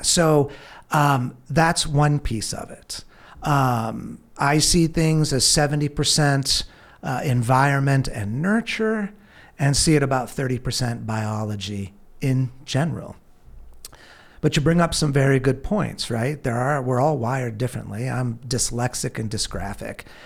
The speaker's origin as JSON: {"language": "English", "region": "California", "country": "United States", "tie": "born or raised there", "said": "I grew up in California"}